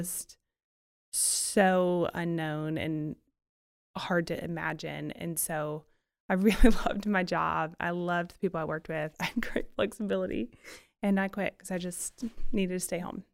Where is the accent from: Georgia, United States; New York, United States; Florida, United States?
Florida, United States; Florida Panhandle, United States; moved away as an adult; also born or lived in Nashville, Tennessee / Memphis, Tennessee; now in Birmingham, United States; I grew up in the panhandle of Florida